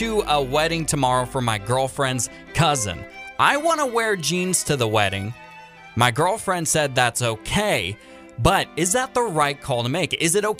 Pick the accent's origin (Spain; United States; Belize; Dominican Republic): United States; Washington; now in Sonoma County, United States; Tomorrow, I'm flying back to my home state of Washington